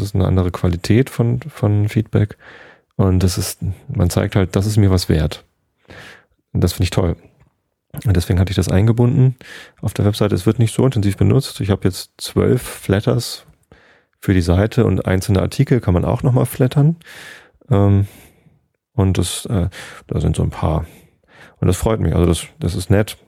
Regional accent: Germany; bei uns in Deutschland

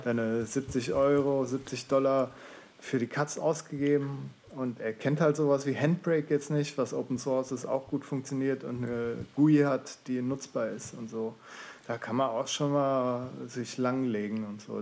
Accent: Swabia, Baden-Württemberg, Germany; moved away; Bin ja gebürtiger Schwabe

